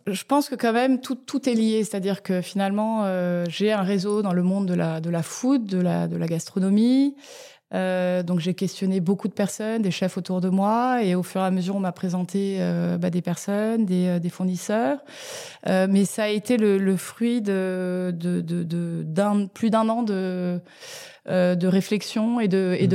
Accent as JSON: {"language": "French", "country": "France", "tie": "born or raised there", "also_born_or_lived": "Tokyo, Japan / Lausanne, Switzerland / New York, United States", "moved": "as an adult", "said": "je suis née en France euh, et à l'âge de 3 ans, j'ai déménagé à Tokyo pendant 5 euh, ans. Donc de 3 à 8 ans"}